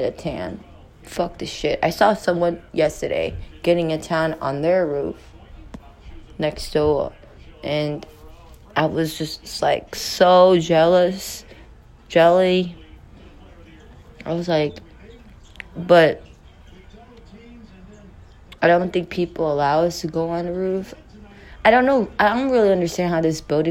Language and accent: English; California, United States; now in New York City, United States; I'm not from Texas, I'm from California. But I live in New York City.